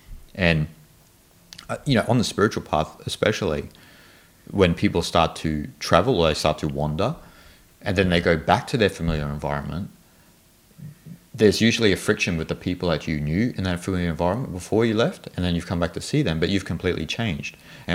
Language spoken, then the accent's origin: English; Australia; You know, so I'm Australian, I'm like this.